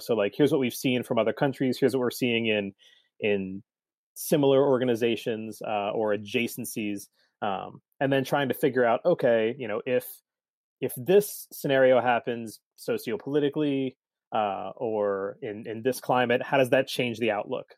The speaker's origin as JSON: {"language": "English", "town": "Cincinnati", "region": "Ohio", "country": "United States", "tie": "born or raised there", "also_born_or_lived": "Saint Louis area / Colorado", "said": "I grew up here in Cincinnati"}